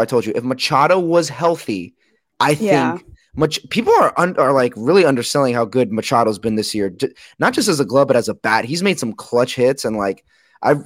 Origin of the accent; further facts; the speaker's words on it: California, United States; I am from California